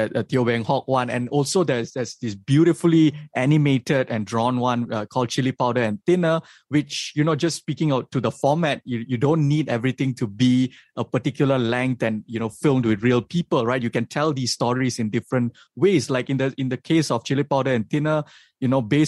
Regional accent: Malaysia

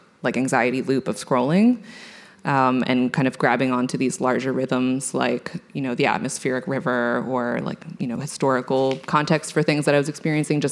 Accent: California, United States; I'm from California

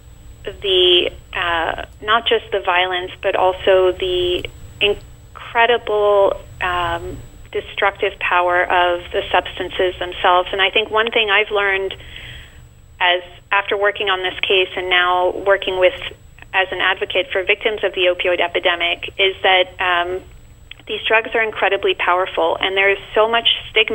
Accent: France; now in New York City, United States; I'm originally from France.

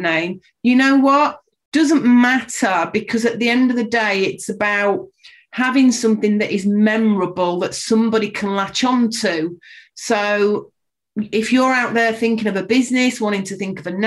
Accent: Yorkshire and the Humber, United Kingdom; moved away as an adult; also born or lived in London; I was born and brought up in Yorkshire, went down to London at the age of 19, came back at the age of 45.

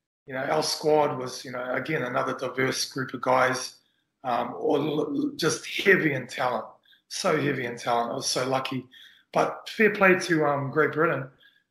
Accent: Auckland, New Zealand; as a young Kiwi growing up in Auckland

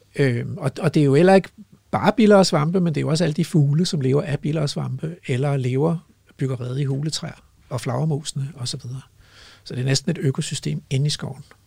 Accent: Hellested, Zealand, Denmark; moved away; jeg spillede jo fodbold som barn i Hellested Gymnastik og Idrætsforening nede på Stævns

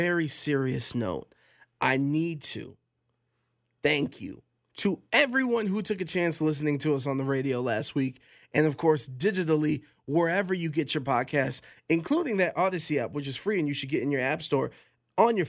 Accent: Cleveland, Ohio, United States; now in Las Vegas, United States; I'm from Cleveland, Ohio

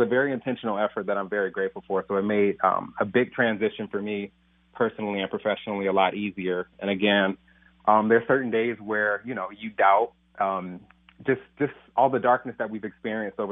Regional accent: Detroit, Michigan, United States; moved away as an adult; now in St. Paul, United States; growing up in Detroit and being product of the Detroit Public Schools

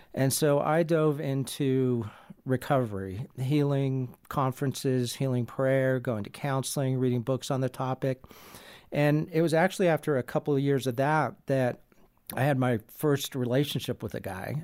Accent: San Diego, California, United States; I grew up in San Diego, California

